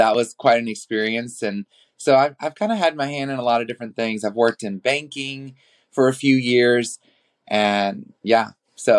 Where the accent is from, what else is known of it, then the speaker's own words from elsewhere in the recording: New Orleans, Louisiana, United States; moved away as an adult; now in Los Angeles, United States; I was born in New Orleans, Louisiana, and then I moved to Los Angeles